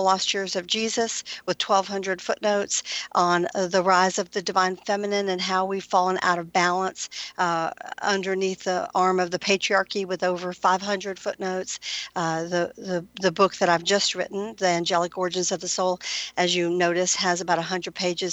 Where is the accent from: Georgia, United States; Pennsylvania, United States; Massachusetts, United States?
Georgia, United States; Atlanta; I grew up here in Atlanta